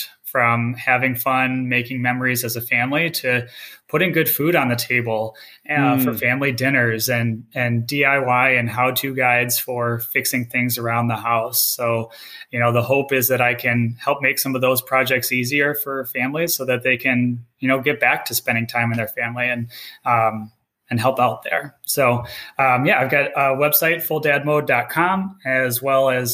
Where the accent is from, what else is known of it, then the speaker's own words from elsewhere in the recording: Minnesota, United States; Both my wife and I were born and raised in Minnesota